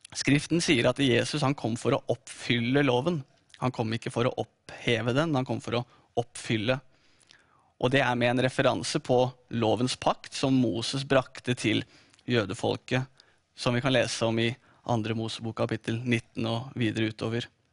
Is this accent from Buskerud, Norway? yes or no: yes; Drammen, Buskerud, Norway; fikk jeg min eh, første bibel av eh, De frie venner i Drammen, i menigheten der jeg vokste opp